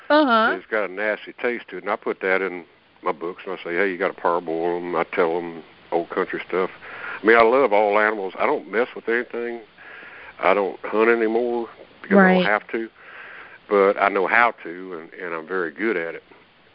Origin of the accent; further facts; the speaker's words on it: Alabama, United States; I'm from Alabama. I know about raccoons now.